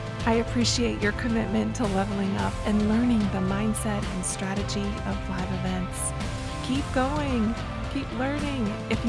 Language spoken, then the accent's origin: English; Wisconsin, United States; 414, that area code hails from where I grew up in Wisconsin.